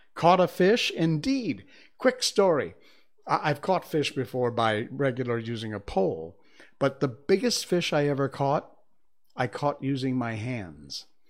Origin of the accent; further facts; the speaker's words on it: United States; moved away as an adult; I'm American. I grew up in the U S, moved here almost twenty years ago.